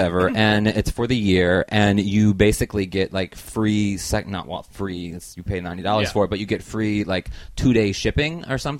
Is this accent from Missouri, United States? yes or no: yes; St. Louis, Missouri, United States; moved away as an adult; also born or lived in Baltimore; I was born in Baltimore, but I grew up in St. Louis, Missouri. So okay. St. Louis is home.